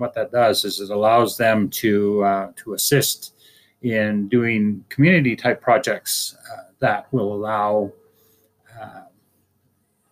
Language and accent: English; Fort St. James, British Columbia, Canada; I'm from Natgasli